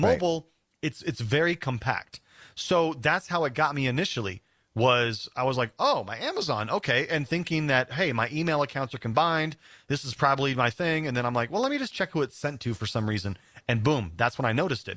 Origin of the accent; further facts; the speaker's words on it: South Dakota, United States; now in Denver, United States; we're gonna go back to South Dakota, my home state.